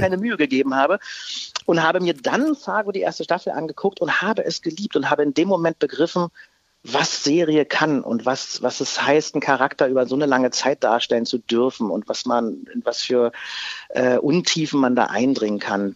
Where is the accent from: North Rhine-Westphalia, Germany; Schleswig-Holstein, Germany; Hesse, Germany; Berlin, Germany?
Berlin, Germany; born or raised there